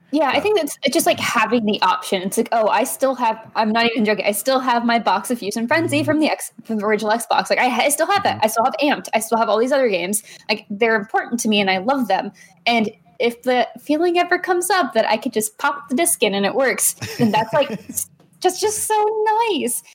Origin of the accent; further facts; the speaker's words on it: Texas, United States; I grew up in Texas